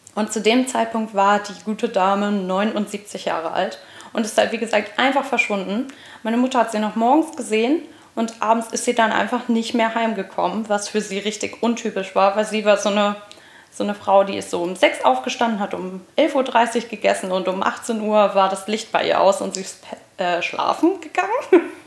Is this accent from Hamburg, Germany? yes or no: yes; Hamburg, Germany; moved away as an adult; now in Giessen, Germany; wir kommen aus Hamburg und ich bin für Studium vor ein paar Jahren nach Gießen gezogen